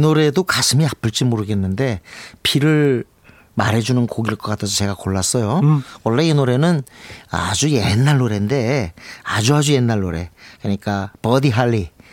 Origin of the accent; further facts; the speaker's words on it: South Korea; 한국에서 왔다는 게 돋보였어요